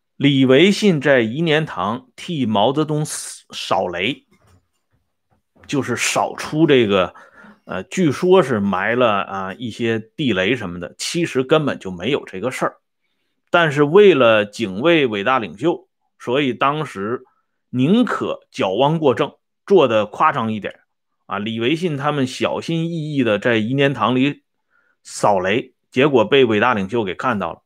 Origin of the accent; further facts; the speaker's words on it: Shandong, China; 咱们山东人